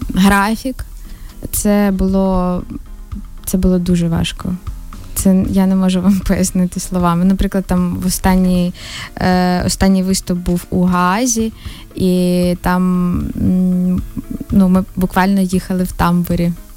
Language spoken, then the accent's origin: Ukrainian; Ukraine; ми з України